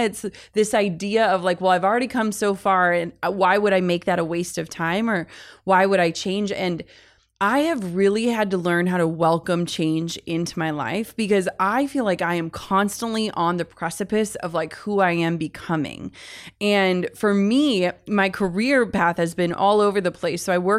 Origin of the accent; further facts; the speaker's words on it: Midwest, United States; and I'm from the Midwest